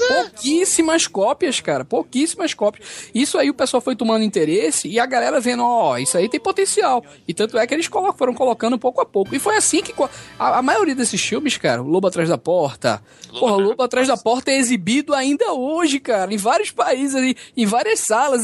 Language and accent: Portuguese; Recife, Pernambuco, Brazil; aqui em Recife, né, na minha terra